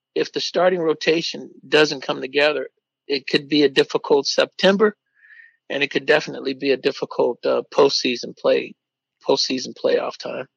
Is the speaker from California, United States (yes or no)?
yes; Oakland, California, United States; as young kids, when we grew up in East Oakland